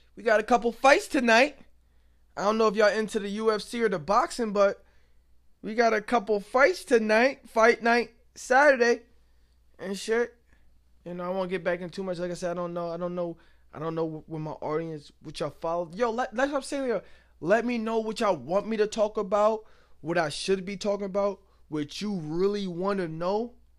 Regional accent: Binghamton, New York, United States; also born or lived in New Jersey; I'm from Binghamton due, due to the fact that I've been here longer. Yes, I was born out in New Jersey. I was there until, like, two thousand

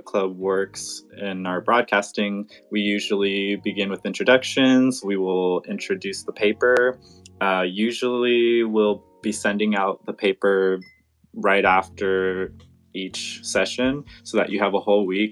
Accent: Southern California, United States; now in Humboldt, United States; I am from Southern California, now living in Humboldt, California

